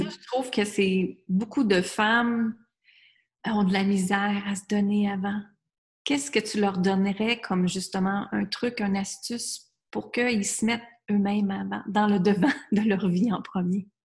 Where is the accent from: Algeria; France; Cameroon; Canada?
Canada; Quebec; moved away as an adult; also born or lived in United States; à l'âge de 20 ans, moi, je suis partie du Québec, j'étais vivre aux États-Unis